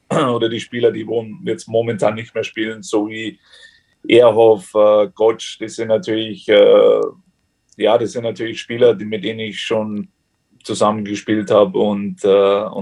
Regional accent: Germany; moved away; fühle mich natürlich noch als Deutscher, ist ganz klar, aber trotzdem, ja, ich bin natürlich schon so lange jetzt hier

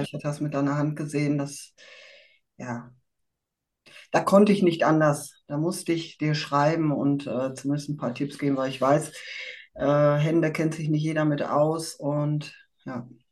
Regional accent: Dortmund, North Rhine-Westphalia, Germany; Ich komme aus Dortmund

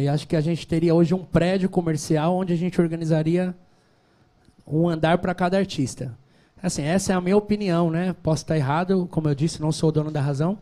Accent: São Paulo, Brazil; eu sou nascido e criado na Penha, Penha Cangaíba

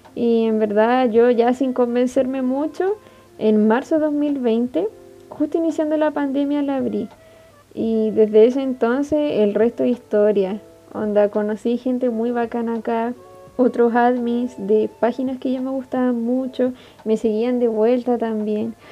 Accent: Iquique, Tarapacá, Chile; soy de Chile, específicamente Iquique. Estudio química y farmacia acá mismo.

